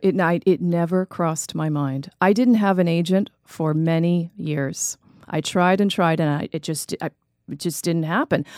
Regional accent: United States; also born or lived in New Jersey; I grew up in New York and New Jersey

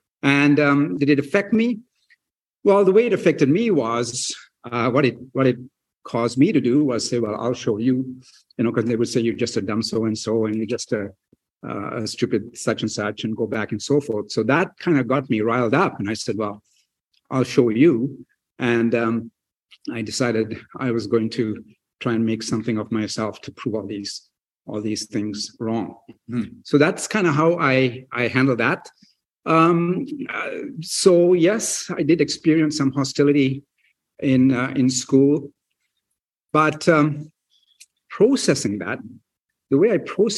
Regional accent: New Westminster, British Columbia, Canada; Then when I was 12 years old, our family moved to Canada, my mom and dad and my sister. And I grew up here in New Westminster. I attended New Westminster Secondary School.

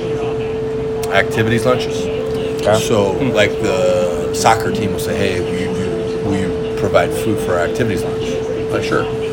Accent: Grand Island, Nebraska, United States; I grew up in Grand Island. Just a smaller community

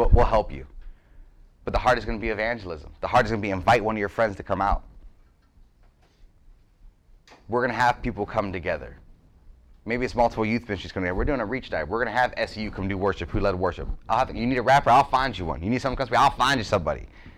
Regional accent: Youngstown, Ohio, United States; I was from Youngstown, like, there's grace here.

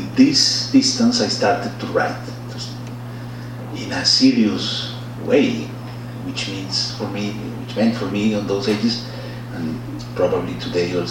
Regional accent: Bogotá, Bogotá Capital District, Colombia; English is a second language; moved away as an adult; also born or lived in Spain; I was born in Bogota, and my whole childhood and teenagers were in Bogota.

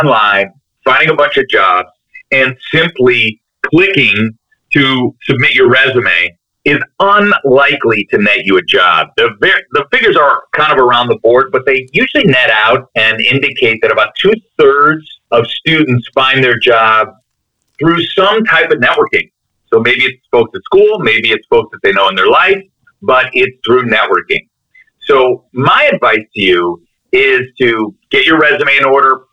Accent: Chicago, Illinois, United States; also born or lived in Connecticut; I'm from Chicago. I'm from the suburbs of Chicago

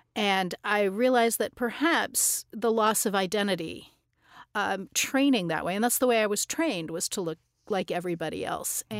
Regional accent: Tucson, Arizona, United States; I grew up in Tucson, Arizona

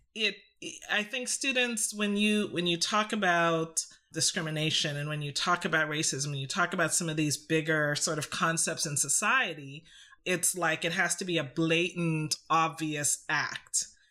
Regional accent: Canada; also born or lived in Trinidad; I grew up in Canada

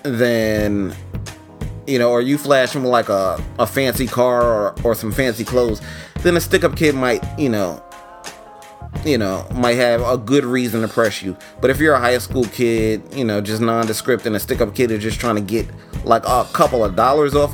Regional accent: New York, United States; I'm from New York, but I'm not from the streets of New York. I'm from Harlem.

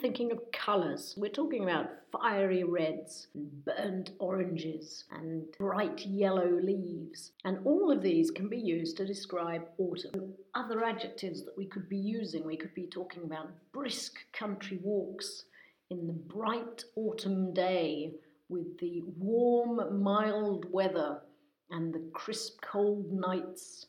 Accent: England, United Kingdom; now in France; I'm British, in case anybody doesn't know, or rather English

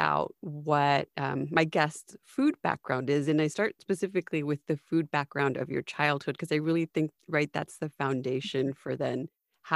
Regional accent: US–Mexico border, United States; Growing up on the US-Mexican border, it's like I'm American, but my parents are Mexican and we're literally, 3 miles away from it.

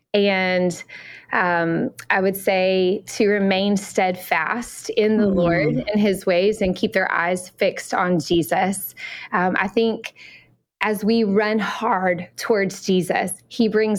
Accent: Alabama, United States; accent: Southern; moved away as an adult; I grew up in Alabama, so that's for my Southern accent

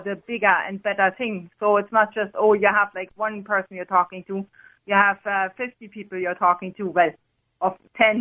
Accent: Germany; accent: German; moved away as an adult; now in Ireland; Originally, I'm from Germany

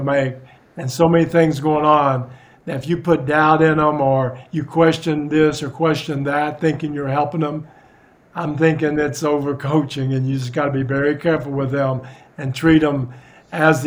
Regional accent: West Virginia, United States; moved away as an adult; also born or lived in Italy; I'm from West Virginia

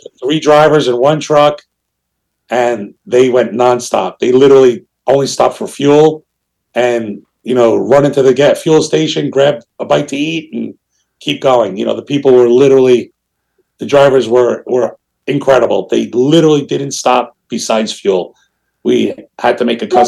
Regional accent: New York City, New York, United States; now in South Florida, United States; growing up in Brooklyn

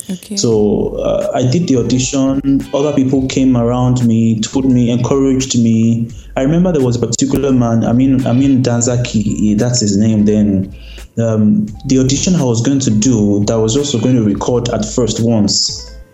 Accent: Lagos, Nigeria; also born or lived in Ogun State / Kwara State; I was born and brought up in Lagos State

